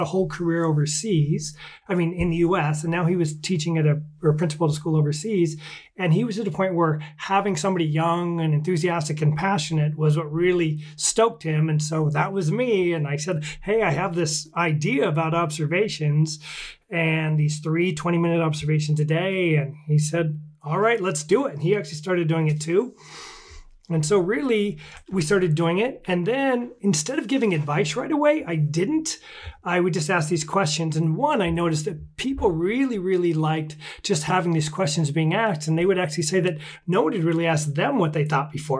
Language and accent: English; Washington, United States; my home state of Washington State